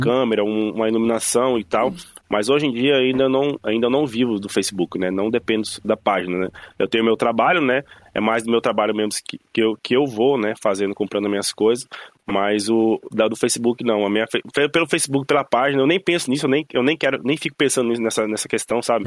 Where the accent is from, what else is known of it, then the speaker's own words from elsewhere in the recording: Joinville, Santa Catarina, Brazil; now in Ireland; era a minha cidade onde eu nasci, Joinville, hum. né, que é a cidade onde eu nasci, Joinville, Santa Catarina